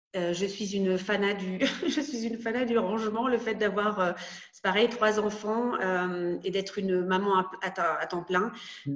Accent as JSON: {"language": "French", "town": "Rouen", "region": "Normandy", "country": "France", "tie": "born or raised there", "also_born_or_lived": "Caen", "moved": "as an adult", "lives_now": "Munich, Germany", "said": "je suis née à Rouen, donc en Seine-Maritime en Normandie"}